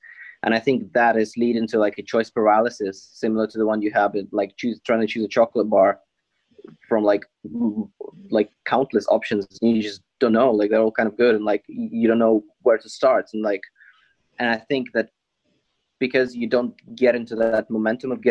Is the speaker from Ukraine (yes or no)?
yes; Ukraine; now in United Kingdom; when I moved from Ukraine